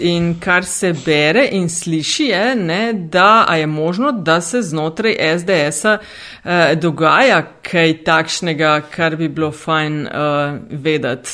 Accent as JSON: {"language": "Slovenian", "country": "Slovenia", "said": "smo Slovenci in Slovenke"}